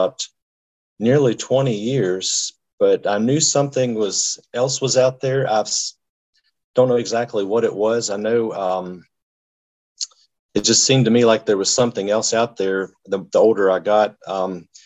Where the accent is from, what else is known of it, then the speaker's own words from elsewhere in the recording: Harrisonburg, Virginia, United States; I am from Harrisonburg, Virginia, which is on it's in the Shenandoah Valley, which is about 2 hours southwest sort of Washington, D.C. And I've lived there my whole life